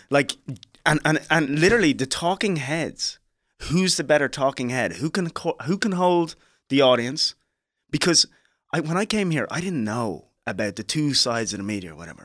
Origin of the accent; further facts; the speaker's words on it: Ireland; moved away; also born or lived in Liberia; growing up in Ireland